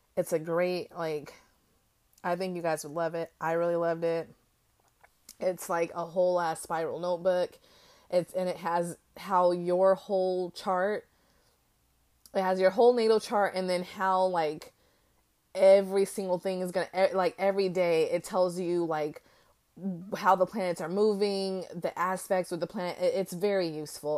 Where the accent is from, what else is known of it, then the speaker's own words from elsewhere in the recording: United States; as an American